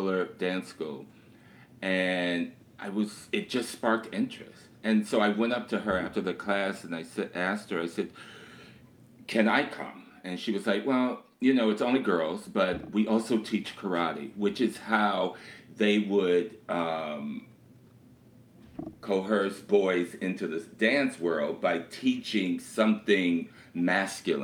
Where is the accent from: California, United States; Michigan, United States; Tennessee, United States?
Michigan, United States; Detroit; Born and raised in Detroit, Michigan, you know, a child of the 60s.